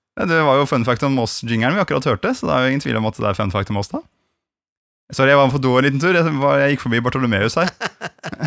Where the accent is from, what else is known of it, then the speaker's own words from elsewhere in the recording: Gran, Innlandet, Norway; moved away; da jeg bodde hjemme på Gran, så var det sånn at vi hadde to jorder overfor og nede for huset